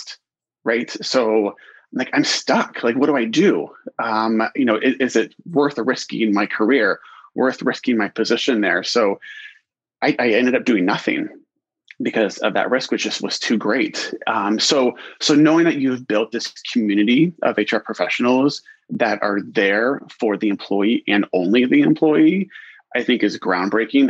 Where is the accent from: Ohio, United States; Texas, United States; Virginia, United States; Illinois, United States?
Ohio, United States; Columbus; moved away as an adult; now in Portland, United States; Born and raised in Columbus, Ohio.